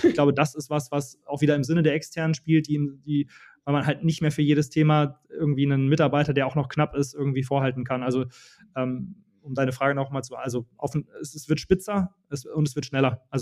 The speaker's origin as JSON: {"language": "German", "town": "Dortmund", "region": "North Rhine-Westphalia", "country": "Germany", "tie": "born there", "said": "Also, äh, ich bin ein gebürtiger Dortmunder und bin jetzt auch wieder"}